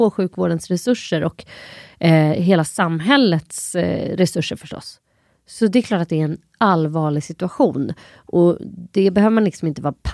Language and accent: Swedish; Sweden; Jag är typ ett svensk, har bott här hela mitt liv, två, jag är inte förkyld.